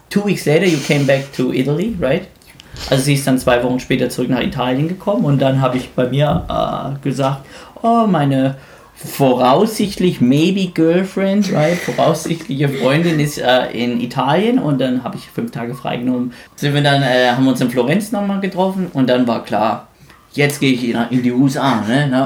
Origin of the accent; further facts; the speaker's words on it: Germany; Libby ist ja Amerikanerin und äh, ich bin Deutscher